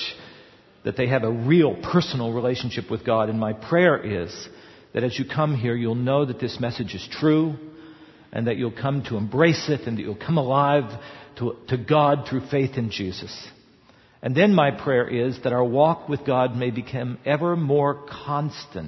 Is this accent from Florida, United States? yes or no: no; West Virginia, United States; I grew up in West Virginia